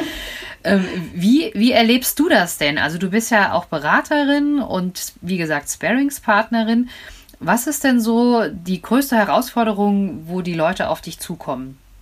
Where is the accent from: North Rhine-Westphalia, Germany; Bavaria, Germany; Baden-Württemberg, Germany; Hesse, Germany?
Hesse, Germany; Frankfurt; ich komme ja hier aus Frankfurt